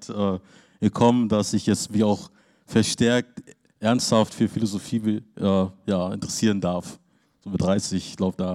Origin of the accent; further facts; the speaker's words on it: Lüneburg, Lower Saxony, Germany; Ich komme aus dem Niedersachsen und äh, ich freue mich, hier in Bremen sein zu dürfen